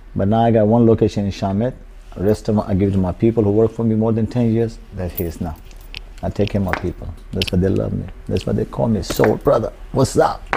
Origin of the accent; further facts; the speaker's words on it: Pakistan; English is a second language; moved away as an adult; now in New Orleans, United States; I'm from Pakistan